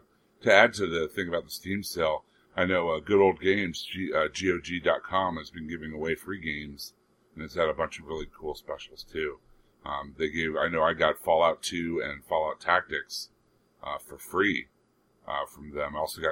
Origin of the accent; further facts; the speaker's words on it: United States; growing up in America